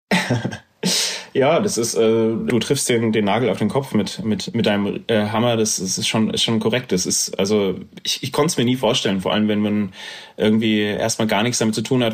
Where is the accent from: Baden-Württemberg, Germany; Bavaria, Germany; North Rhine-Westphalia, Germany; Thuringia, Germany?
Thuringia, Germany; Erfurt; now in Frankfurt, Germany; dann bin ich nach Erfurt gezogen und bin dort eigentlich groß geworden